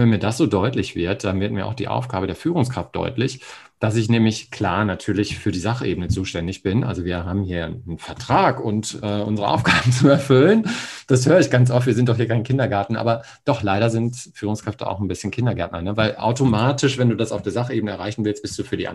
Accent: Hamburg, Germany; ich komme ja aus Hamburg und da gibt es den Hagenwegs Tierpark und ein Atlantikhaus.

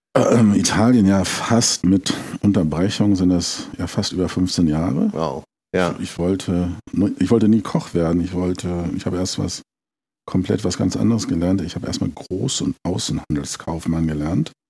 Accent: Braunschweig, Lower Saxony, Germany; moved away as an adult; also born or lived in London / Switzerland / Rome / Paris; now in Italy; gebürtig komme ich aus Braunschweig

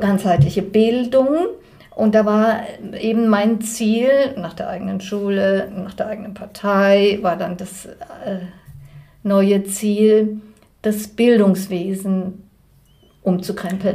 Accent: Germany; moved away as an adult; now in Switzerland; Ich komme von Deutschland

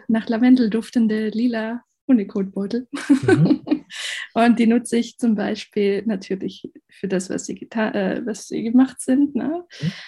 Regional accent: Black Forest, Baden-Württemberg, Germany; also born or lived in Asia / China; ich komme aus dem Schwarzwald, bin Halbspanierin

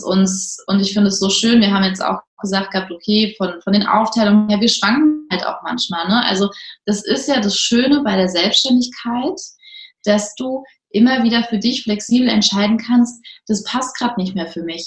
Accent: near Frankfurt am Main, Hesse, Germany; Wir sind aus der Nähe von Frankfurt am Main

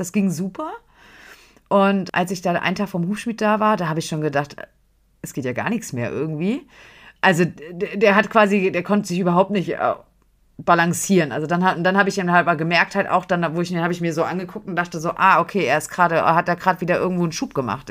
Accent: Frankfurt, Hesse, Germany; Wir kommen aus Frankfurt

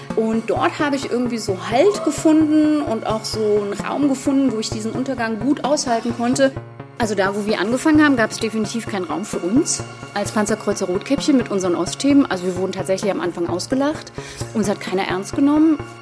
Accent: Schwedt, Brandenburg, Germany; Also ich bin in Schwed-Oder groß geworden

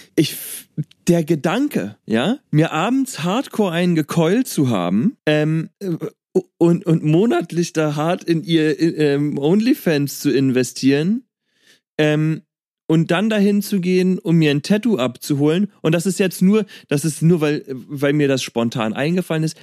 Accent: Berlin, Germany; ich komme aus Berlin

